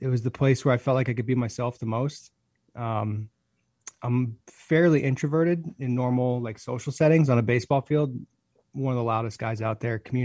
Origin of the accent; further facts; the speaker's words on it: Hudson, United States; I grew up in Hudson